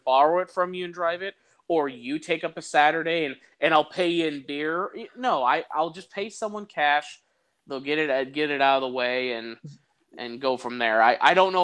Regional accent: Iowa, United States; I'm from Iowa

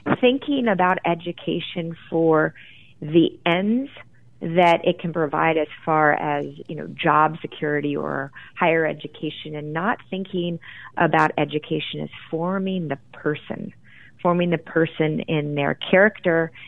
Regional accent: Grand Rapids, Michigan, United States; where I grew up in Grand Rapids, Michigan

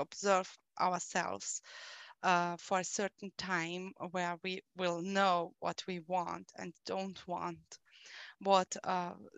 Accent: Austria; I am from Austria

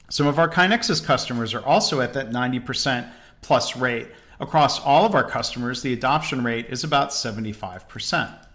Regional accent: Detroit, Michigan, United States; I grew up around Detroit.

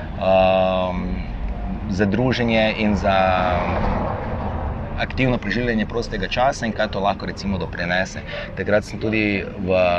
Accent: Maribor, Podravska, Slovenia; also born or lived in Borova vas, Maribor; jaz sem iz Tabora, trenutno pa živim v Borovi vasi

